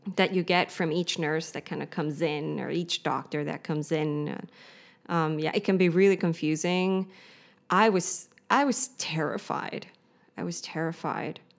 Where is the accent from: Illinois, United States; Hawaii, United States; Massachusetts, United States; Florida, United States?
Hawaii, United States; Kauai; moved away as an adult; now in Berlin, Germany; I am from Hawaii. I have French. Um, and I grew up on the island of Kauai.